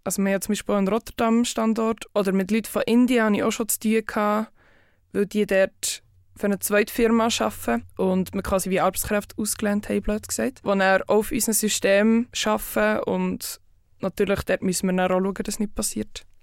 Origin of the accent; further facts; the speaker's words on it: Bern area, Switzerland; also born or lived in Zurich; Ich komme aus Bern, Umgebung und arbeite im Moment in Zürich bei Group Security.